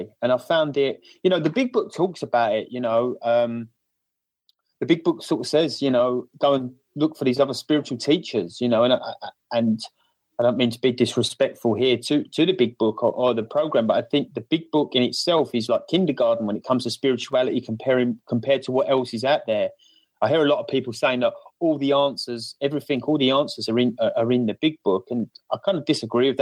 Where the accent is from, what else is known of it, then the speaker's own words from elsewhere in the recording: Essex, East of England, United Kingdom; accent: cockney Essex; my cockney Essex accent